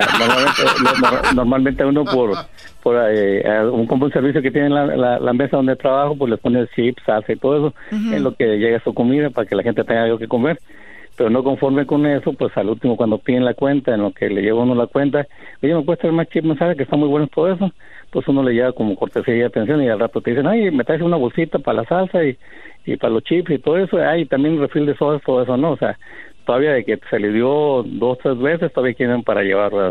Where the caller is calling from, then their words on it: Phoenix, Arizona, United States; De Phoenix.